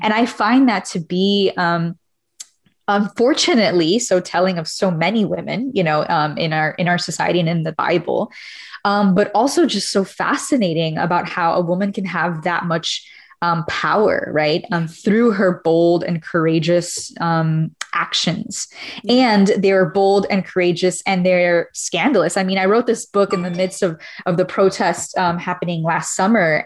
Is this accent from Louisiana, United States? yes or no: no; Miami, Florida, United States; moved away as an adult; I'm Cuban American, originally from Miami